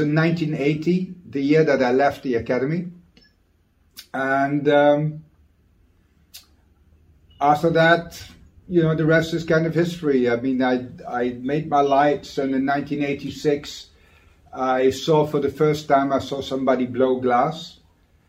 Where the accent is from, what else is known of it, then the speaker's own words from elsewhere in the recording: Maastricht, Limburg, Netherlands; Basically, I'm from Maastricht. It's a town in the Netherlands, an old town